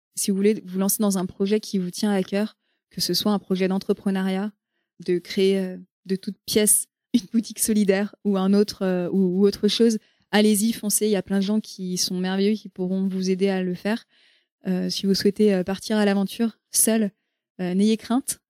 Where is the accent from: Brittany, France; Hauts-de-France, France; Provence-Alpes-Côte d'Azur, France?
Brittany, France; Rennes; je suis bretonne, enfin, je suis née à côté de Rennes, à Rennes, et j'ai grandi à côté de Rennes.